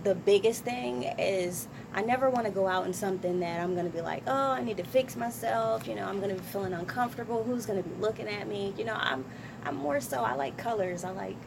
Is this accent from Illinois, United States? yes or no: no; Trenton, New Jersey, United States; I'm from Trenton, New Jersey. West Trenton, New Jersey.